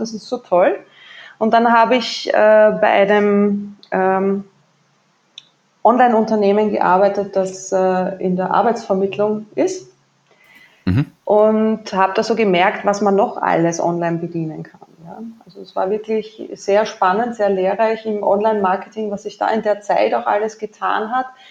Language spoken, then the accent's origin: German; Waldviertel, Lower Austria, Austria; accent: Austrian; now in Vienna, Austria; Geboren ja. bin ich aber im Waldviertel, das ist nordwestlich von Wien